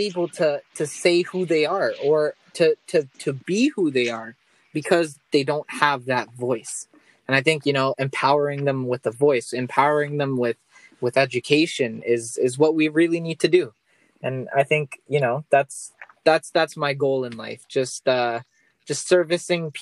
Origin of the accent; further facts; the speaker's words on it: Toronto, Ontario, Canada; I'm from Toronto, Canada.